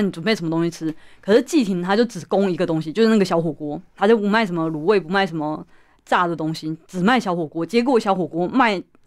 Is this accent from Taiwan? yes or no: yes; Taichung, Taiwan; moved away; 跟我一样都是从台中北迁之后